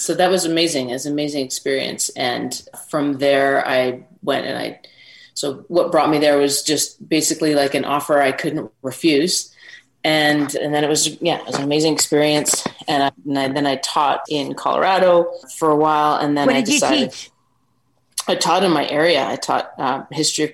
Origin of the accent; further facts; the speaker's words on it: Canada; moved away as an adult; also born or lived in England; living in kind of in the outback in my hometown in Canada